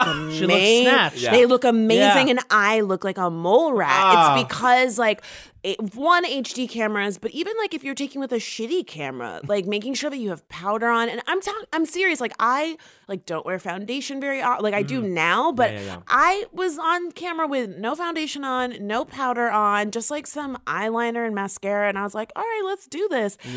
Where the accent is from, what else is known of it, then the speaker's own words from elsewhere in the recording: Florida, United States; I'm from Florida.